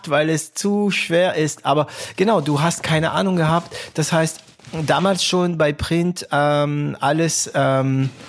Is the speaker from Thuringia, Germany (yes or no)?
no; Baden-Württemberg, Germany; ich bin Schwabe, auch wenn es ein paar Leute dazu bringt zu schmunzeln, wenn ich das sage. Ich bin Schwabe, ich bin stolzer Schwabe und auch immer noch von Stuttgart begeistert.